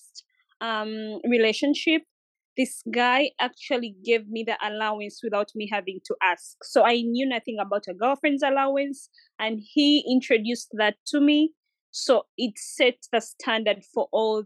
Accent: Uganda; moved away; So I used to live in Uganda by then. I'm from Uganda

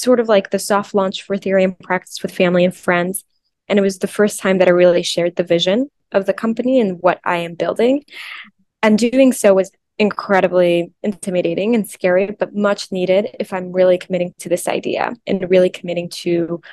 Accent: Mexico; I'm from Mexico, and there's a special connection between, I think, spirituality and my culture and my background being Mexican.

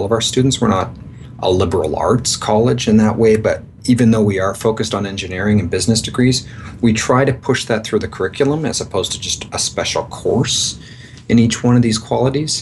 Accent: Victoria, British Columbia, Canada; moved away as an adult; also born or lived in east coast of Canada / Seattle, United States; now in Mexico; So I'm a Canadian. I grew up in Victoria, British Columbia, born and pretty well raised all my life there.

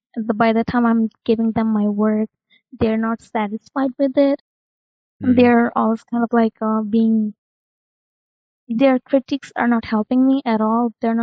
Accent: New York, United States; I'm a recent graduate student and I'm from US, New York.

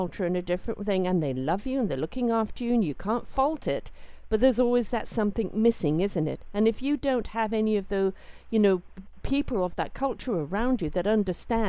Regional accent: England, United Kingdom; moved away; I'm British. It doesn't matter how long I've been out of England. I'm British. That's it. I've been out 40-something years. I'm still very British. It's in my DNA. It's the way I was brought up

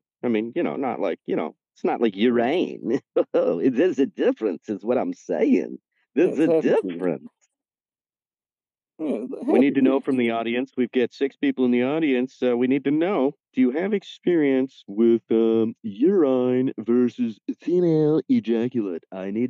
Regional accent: Ireland; I call it Luigi, except I'm Irish, so it makes it kind of funny.

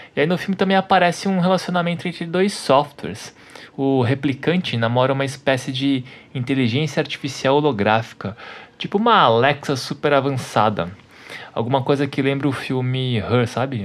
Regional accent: Taboão da Serra, São Paulo, Brazil; Eu cresci em Taboão da Serra

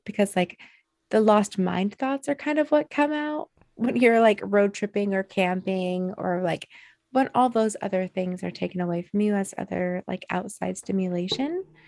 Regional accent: Alaska, United States; born or raised there

